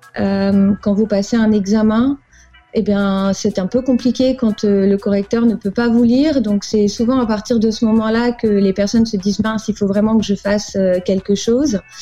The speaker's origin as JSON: {"language": "French", "town": "Paris", "region": "Île-de-France", "country": "France", "tie": "born or raised there", "also_born_or_lived": "Angola", "moved": "as an adult", "lives_now": "United States", "said": "je, suis née à Paris. J'ai grandi, j'ai grandi à Paris"}